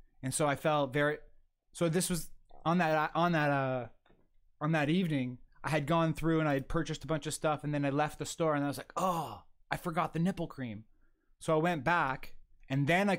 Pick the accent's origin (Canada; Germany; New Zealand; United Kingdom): Canada; Toronto, Ontario; moved away as an adult; also born or lived in Alberta; now in Niagara Region, Canada; I came to Niagara region from Toronto when I was 20 for college